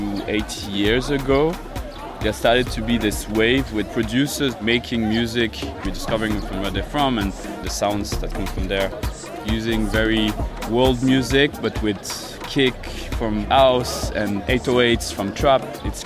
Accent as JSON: {"language": "English", "town": "Freetown", "region": "Western Area", "country": "Sierra Leone", "tie": "born or raised there", "also_born_or_lived": "Norway / Switzerland", "moved": "yes", "lives_now": "Geneva, Switzerland", "said": "I grew up in Freetown, Sierra Leone."}